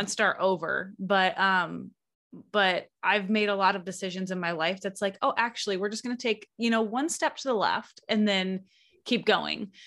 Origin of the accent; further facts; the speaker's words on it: Lower Michigan, United States; now in Alaska, United States; I'm originally from the Midwest, from Michigan